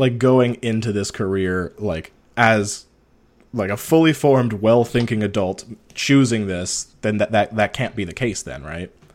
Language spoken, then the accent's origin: English; Ontario, Canada; moved away as an adult; also born or lived in Toronto, Canada; I'm small northern town, eight hours north from Toronto.